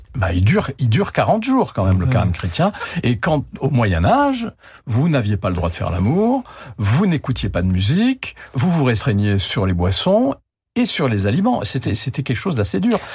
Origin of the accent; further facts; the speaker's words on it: Algeria; moved away; Moi, j'étais en Algérie, je suis né en Algérie.